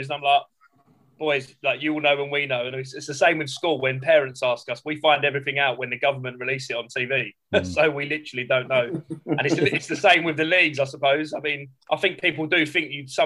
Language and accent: English; London, United Kingdom; I grew up in South East London and I teach in South East London